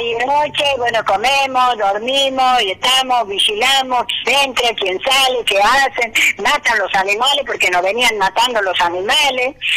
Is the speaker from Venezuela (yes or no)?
no; Argentina; also born or lived in Buenos Aires; Diez años he estado en la capital, diez años que he vivido lo que se vive en una ciudad y de ahí otra vez volví a mi tierra natal, a mi tierra, a nuestra provincia